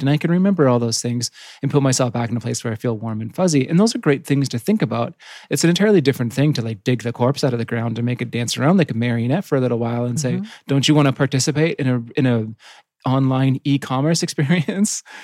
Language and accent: English; Yukon, Canada; I grew up in the Yukon, which is right next to Alaska, which is right in the middle of nowhere.